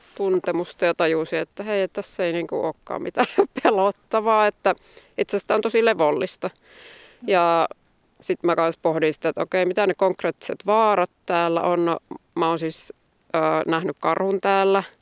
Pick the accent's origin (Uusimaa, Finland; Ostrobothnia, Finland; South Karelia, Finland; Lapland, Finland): Ostrobothnia, Finland; also born or lived in Joensuu / Tampere; now in Koli, Finland; mä itse olen Pohjanmaalta alun perin